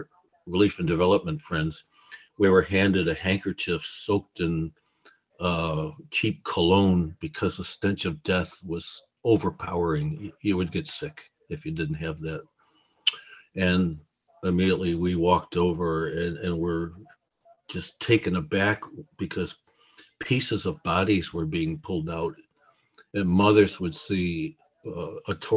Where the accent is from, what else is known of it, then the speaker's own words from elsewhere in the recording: United States; now in Chicago, United States; I'm from the United States